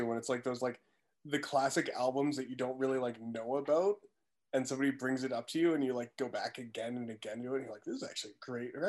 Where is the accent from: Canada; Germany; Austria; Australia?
Canada; East Coast, Atlantic Canada; moved away; I'm from the East Coast growing up, my parents listened to a lot of, I guess like Atlantic folk music.